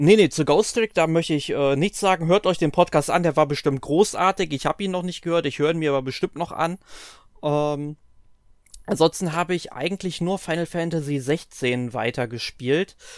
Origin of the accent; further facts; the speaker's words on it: Germany; bei uns in Deutschland